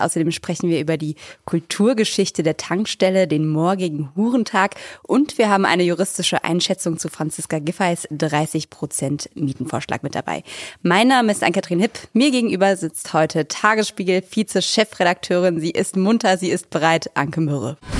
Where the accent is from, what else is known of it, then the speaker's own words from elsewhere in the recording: Bingen am Rhein, Rhineland-Palatinate, Germany; now in Berlin, Germany; Nach Hause zu mir nach Bingen